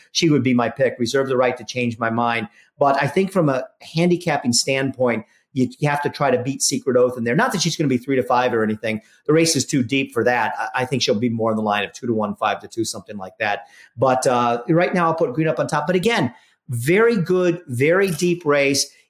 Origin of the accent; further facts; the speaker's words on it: Philadelphia, Pennsylvania, United States; I grew up in Philadelphia, right, in Center City, Philadelphia